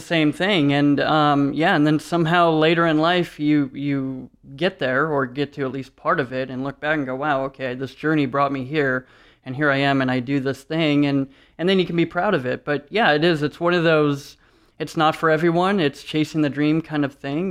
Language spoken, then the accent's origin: English; Detroit, Michigan, United States; moved away; We're from Detroit originally